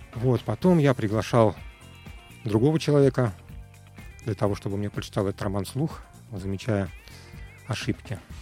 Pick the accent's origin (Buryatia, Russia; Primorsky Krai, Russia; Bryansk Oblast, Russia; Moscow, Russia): Moscow, Russia; Я родился в Москве, в интеллигентной семье.